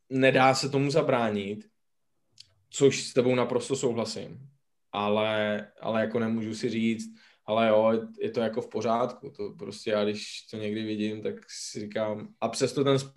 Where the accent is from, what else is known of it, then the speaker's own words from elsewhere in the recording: Mladá Boleslav, Central Bohemian Region, Czechia; Já jsem z Boleslavy.